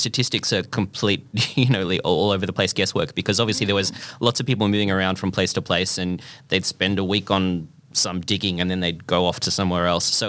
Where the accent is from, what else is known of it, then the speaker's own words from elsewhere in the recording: Castlemaine, Victoria, Australia; moved away as an adult; also born or lived in Melbourne; we moved to go to university in Melbourne and people would say, oh, where are you from? And you'd say, I'm from Castlemaine